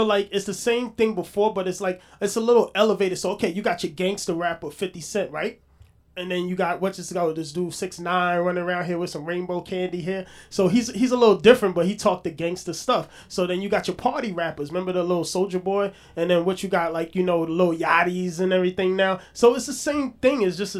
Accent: Brooklyn, New York, United States; I came from the hard streets of Brooklyn.

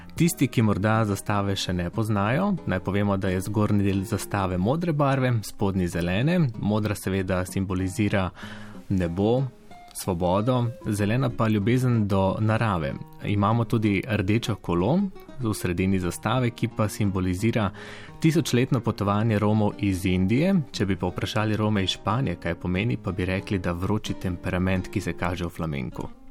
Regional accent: Prekmurje, Mura, Slovenia; svojo regijo, odkudar prihajam iz Prekmurja

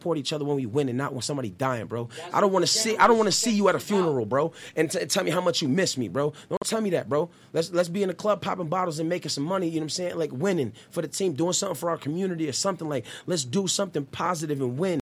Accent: West Coast, United States; I was from the West Coast

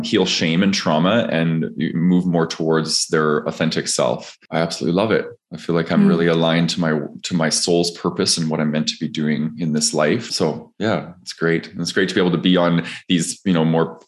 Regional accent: Calgary, Alberta, Canada; I grew up in Calgary, Alberta, Canada

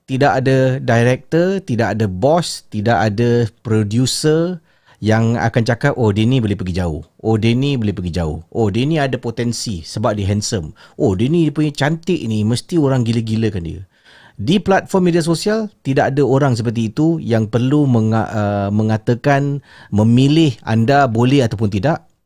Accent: Jurong, Singapore; Okey. Saya berasal daripada Jurong.

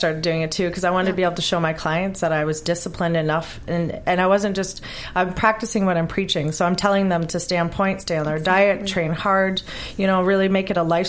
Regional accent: Vancouver, British Columbia, Canada; Excuse me, because I'm from Vancouver, so it's a different organization.

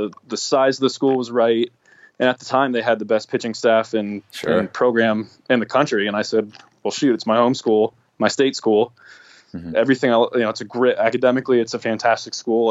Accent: Virginia, United States; also born or lived in Connecticut / New Jersey; So I've lived in Virginia since I was like three. So I guess I was born in Connecticut. We moved shortly to Virginia shortly after, brief stint in New Jersey and then to Virginia. So I lived there my whole life basically

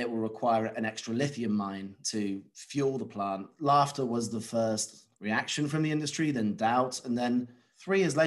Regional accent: United Kingdom; being a British national

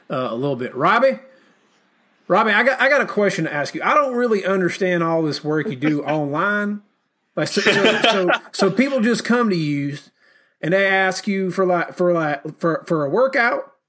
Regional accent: the South, United States; accent: southern; basically before i got rid of my southern accent i said things in french with a very

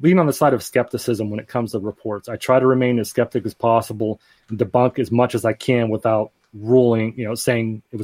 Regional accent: Greensburg, Pennsylvania, United States; my hometown of Greensburg, Pennsylvania

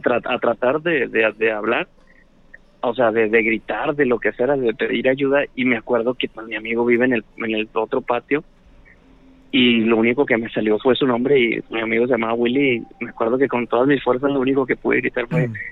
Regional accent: Guadalupe, Nuevo León, Mexico; De acá de Guadalupe, Nuevo León

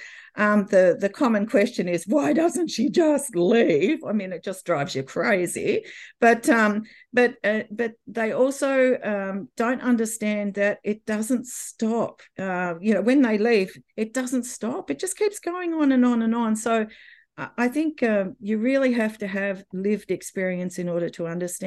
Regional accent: Australia; moved away as an adult; we were able to come back to Australia before the birth of my daughter. And that's when I was back in my home country

